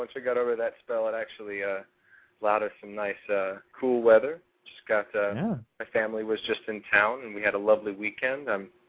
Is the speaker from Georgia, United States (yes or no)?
yes; Georgia, United States; moved away; also born or lived in California / Pittsburgh, Pennsylvania; I grew up in the South and spent pretty much my whole childhood in Georgia, and then ended up moving from Georgia to California, and then from California to Pittsburgh.